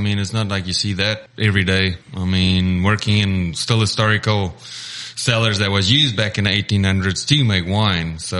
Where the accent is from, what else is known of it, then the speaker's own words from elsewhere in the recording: South Africa; moved away as an adult; now in Missouri, United States; I'm originally South African